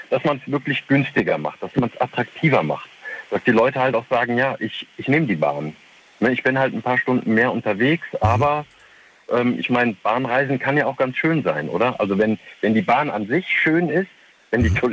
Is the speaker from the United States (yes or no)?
no; Windeck, North Rhine-Westphalia, Germany; Hi, ich komme aus Windeck.